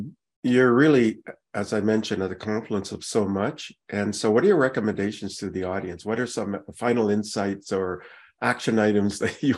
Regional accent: Canada; I'm Canadian

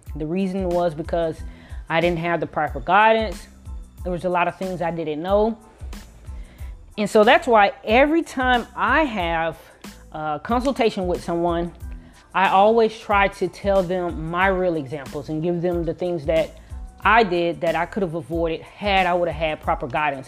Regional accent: Miami, Florida, United States; I am from Miami, Florida.

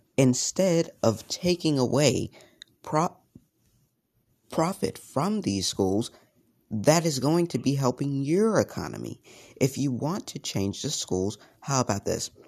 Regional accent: United States; I was ashamed by being an American

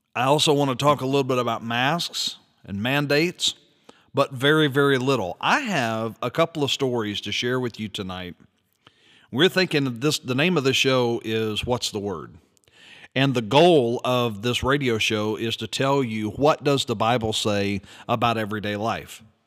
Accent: United States; as an American citizen

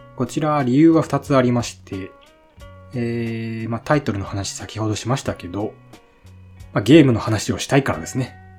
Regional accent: Shimane, Japan; 生まれも育ちも島根県です。

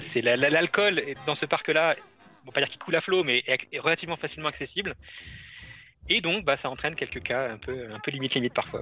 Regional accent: France; le Rainforest Café qu'on a chez nous à Disneyland Paris

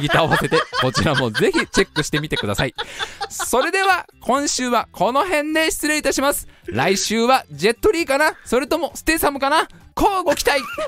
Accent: Saitama, Japan; 埼玉にはですね、私の実家もございますので

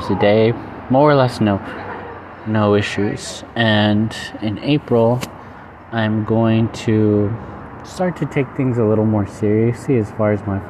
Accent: United States; I'm American

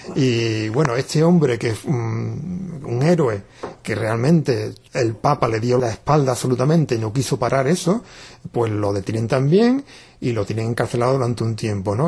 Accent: Jerez de la Frontera, Andalusia, Spain; desde que se creó Ecologistas en Acción en mi pueblo, yo soy de Jerez de la Frontera

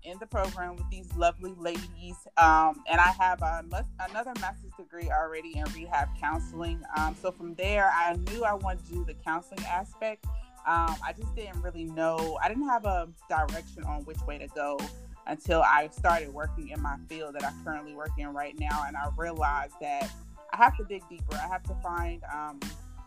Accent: North Carolina, United States; I am originally from North Carolina, the best place

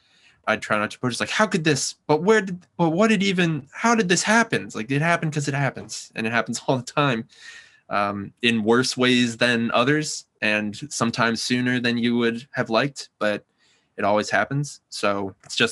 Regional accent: Yonkers, New York, United States; I'm from Westchester, New York, which is a pretty ordinary place

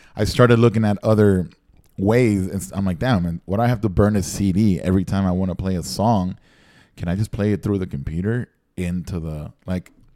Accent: Nicaragua; moved away; growing up in Nicaragua and like watching MTV and watching everything

